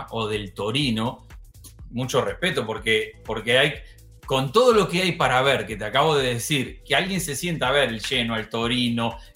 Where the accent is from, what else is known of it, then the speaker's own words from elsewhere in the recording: Mexico; soy mexicano.